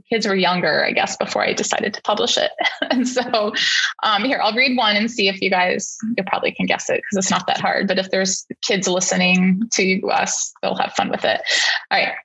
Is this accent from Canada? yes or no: yes; Canada; now in United States; I wasn't born in the US and I'm from Canada. So, although I'm an American citizen, I grew up in Canada